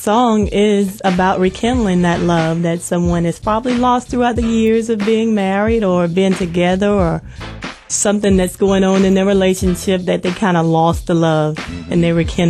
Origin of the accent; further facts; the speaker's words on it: Lufkin, Texas, United States; accent: southern; Yeah, I'm a Texan. I'm a Lufkin Texan.